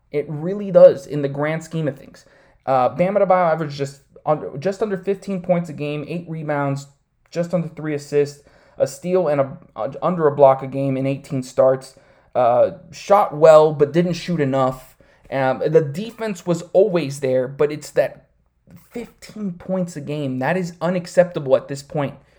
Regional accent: Miami, Florida, United States; I grew up here in Miami, Florida, all twenty-eight years of my life

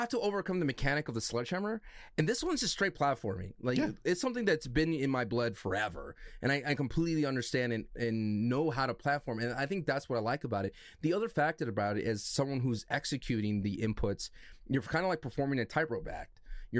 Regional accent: California, United States; Hey, I'm from California, bro.

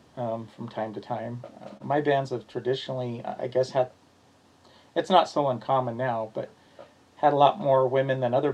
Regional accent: Salt Lake City, Utah, United States; also born or lived in Spanish Fork, Utah; now in Payson, United States; I grew up probably most of my childhood in Salt Lake, and then I moved to Spanish Fork for a few years, and then I've been in Payson.

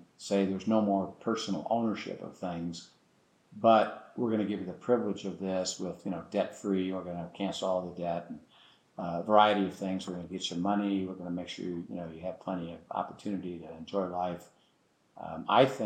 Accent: United States; I'm an American

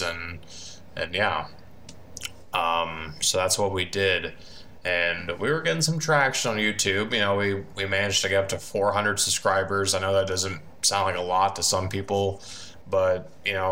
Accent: Van Wert, Ohio, United States; I am from Vanwart, Ohio. I've basically lived here all my life, pretty much.

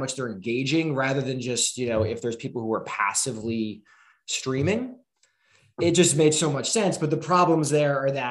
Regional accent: New Jersey, United States; We're both from South Jersey. We used to live, there's like this strip of trees between our houses when we were kids

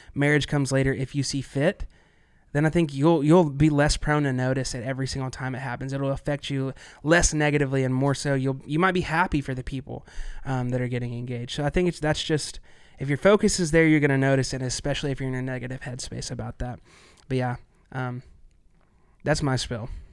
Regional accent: Arkansas, United States; I am from Arkansas

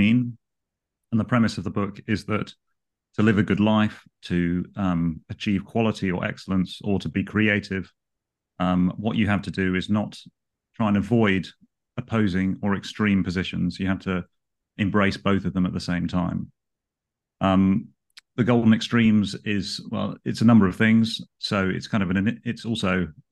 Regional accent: London, United Kingdom; I've grown up in London. I've been a Londoner all of my life

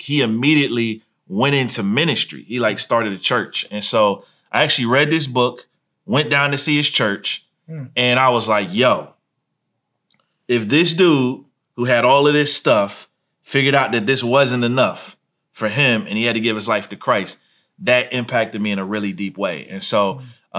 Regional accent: Columbus, Ohio, United States; moved away as an adult; So I grew up in Columbus, Ohio

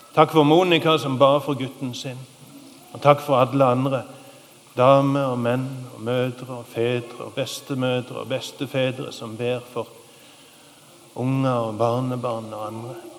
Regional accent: Sokndal, Rogaland, Norway; i Sokndal, der jeg kommer ifra

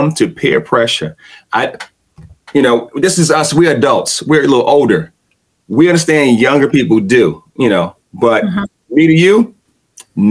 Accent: New York City, New York, United States; accent: Brooklyn; my accent from Brooklyn

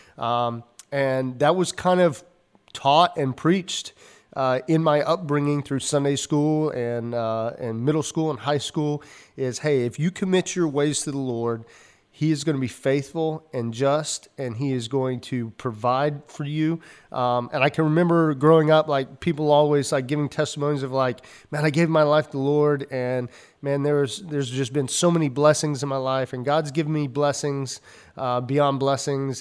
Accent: Georgia, United States; growing up in the South, I grew up in, uh, Georgia

